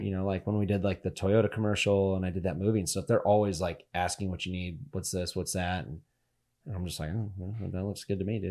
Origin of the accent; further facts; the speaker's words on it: Northern Nevada, United States; We're from Northern Nevada